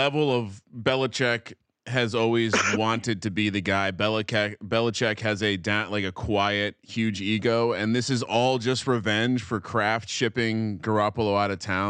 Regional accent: Northeast, United States; growing up in the Northeast

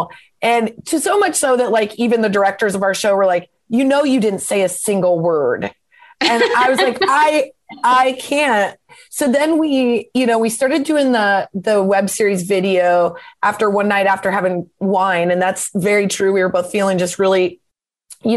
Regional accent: Nebraska, United States; moved away as an adult; also born or lived in Lincoln, Nebraska; now in Los Angeles, United States; we're both from Nebraska. I'm from a really small town and I went to school in Lincoln

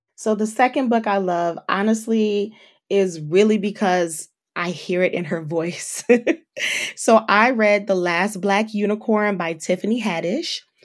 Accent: Detroit, Michigan, United States; My hometown is Detroit, Michigan, so shout out to the three one three

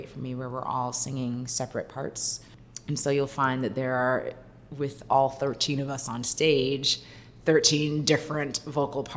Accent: New York City, New York, United States; also born or lived in Harlem, New York; I am actually born and raised in Brooklyn, New York, Crown Heights, Brooklyn, but I live in Harlem now.

